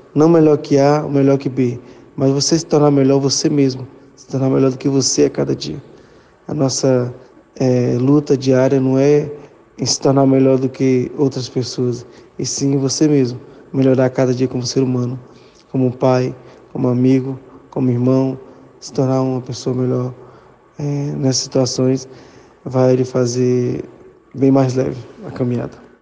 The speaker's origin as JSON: {"language": "Portuguese", "region": "Acre", "country": "Brazil", "tie": "born or raised there", "said": "sou filho da terra aqui de, do estado do Acre"}